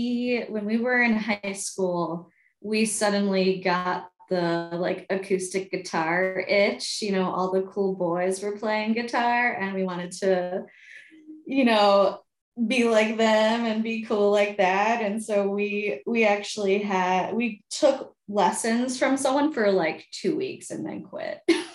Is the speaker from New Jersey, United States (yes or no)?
no; New York, United States; now in Madison, United States; I hail from New York originally, the suburbs